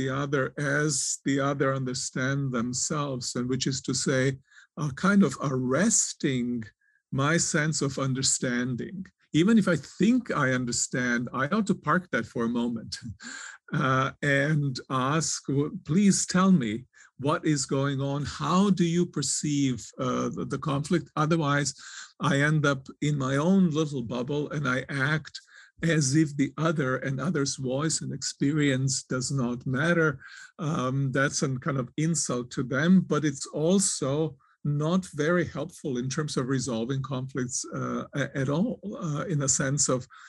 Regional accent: Serbia; moved away; also born or lived in Croatia; I was born in Croatia. I was raised in Serbia

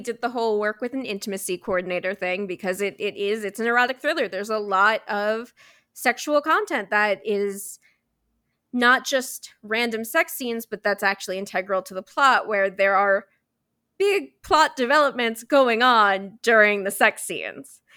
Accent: New York City, New York, United States; I was born and raised in New York City

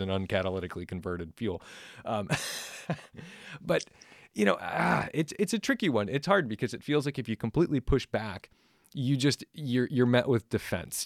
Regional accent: Massachusetts, United States; I grew up in Massachusetts.

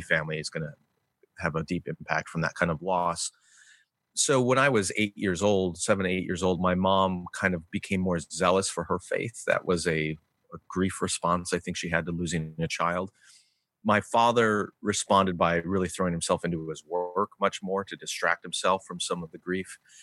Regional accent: Glen Ellyn, Illinois, United States; also born or lived in Berwyn, Illinois; I grew up in Glen Ellen

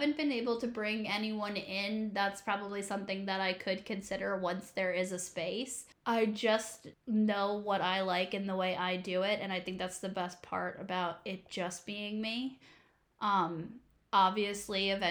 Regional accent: East Coast, United States; moved away as an adult; now in Kansas City, United States; I'm originally from the East Coast

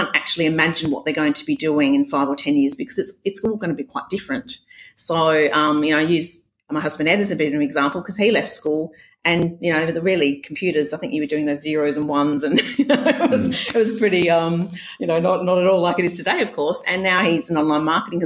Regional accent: Western Australia, Australia; accent: Scottish Australian blend; also born or lived in Scotland; I had a Scottish Australian kind of blend.

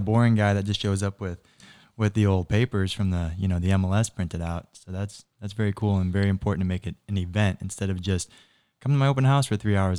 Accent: Naples, Florida, United States; I grew up in Naples

